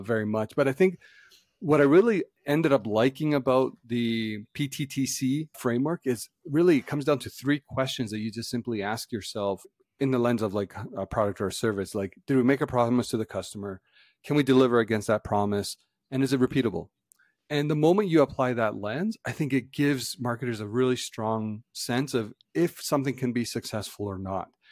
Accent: Canada; as Canadians

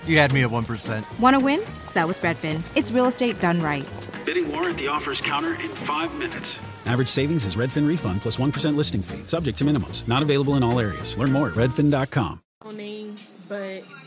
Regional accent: New York City, New York, United States; I'm from Brooklyn

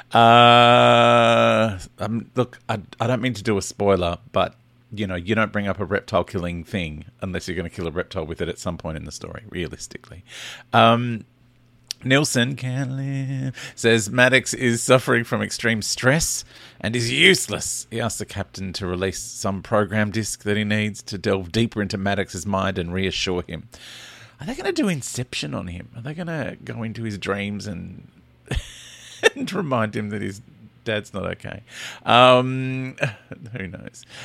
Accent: Australia

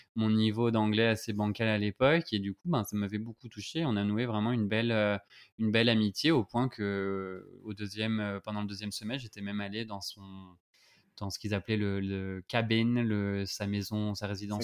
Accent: France; on sait que le H et le R français, c'est vraiment des, un problème pour nous

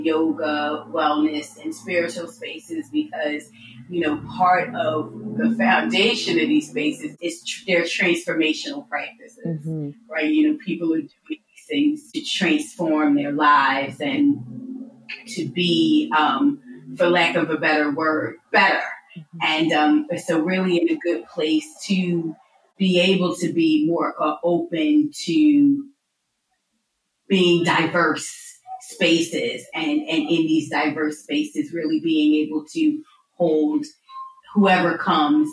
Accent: Philadelphia, Pennsylvania, United States; also born or lived in United Kingdom; now in Los Angeles, United States; was born in Philadelphia, but I lived in the UK for 20 years up until this past February.

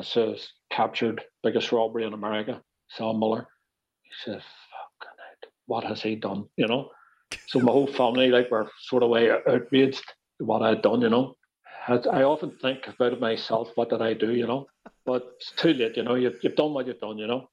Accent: Belfast, Northern Ireland, United Kingdom; accent: Belfast; moved away as an adult; also born or lived in New York; we were speaking so fast, you know, Belfast accents and all

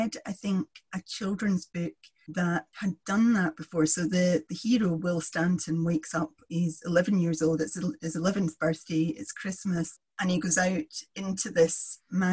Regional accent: Kilmarnock, Scotland, United Kingdom; I grew up in Kilmarnock

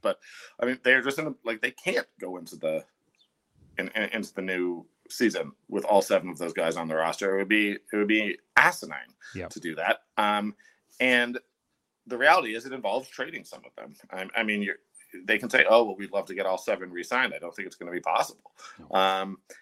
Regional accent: Toronto, Ontario, Canada; now in Calgary, Canada; I'm from Toronto.

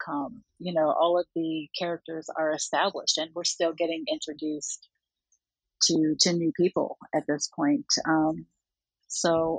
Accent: Oklahoma, United States; now in Los Angeles, United States; I'm in Los Angeles, but I grew up in Oklahoma.

